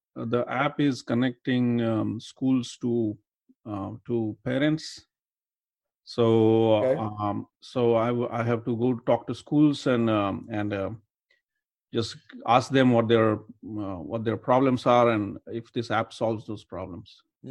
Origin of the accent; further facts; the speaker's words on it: India; moved away as an adult; now in Detroit, United States; I'm originally from India. So now mm-hmm. I'm here for 20 years.